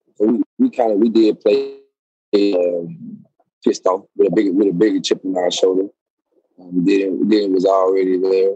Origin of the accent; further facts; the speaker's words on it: Mississippi, United States; I am from Mississippi.